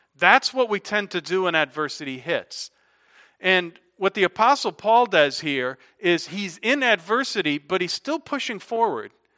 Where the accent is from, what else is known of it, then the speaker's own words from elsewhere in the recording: Hartford, Connecticut, United States; moved away as an adult; also born or lived in South Carolina; I'm from Hartford, Connecticut, graduated Eastern Connecticut